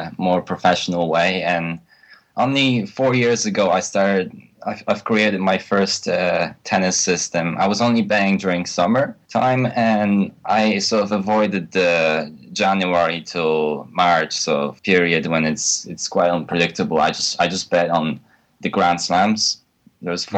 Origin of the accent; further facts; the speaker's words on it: Poland; moved away as an adult; now in United Kingdom; I was born in Poland, but I recently moved to UK to study at the university to my college degree